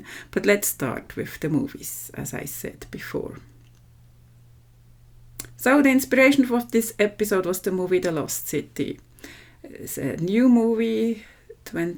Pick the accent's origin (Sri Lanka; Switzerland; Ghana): Switzerland; from Switzerland